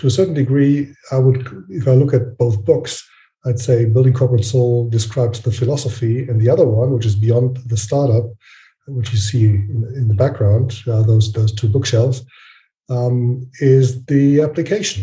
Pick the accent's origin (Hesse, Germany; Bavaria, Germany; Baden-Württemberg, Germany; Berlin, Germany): Hesse, Germany; Frankfurt; I'm from Frankfurt, Germany.